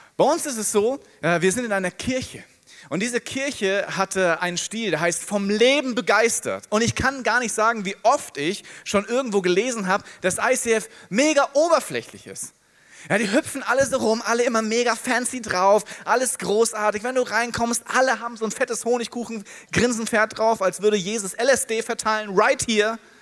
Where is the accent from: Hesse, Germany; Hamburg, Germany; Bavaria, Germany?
Hesse, Germany; Ich bin Hesse. In Hessen heißen die Frohschwätzer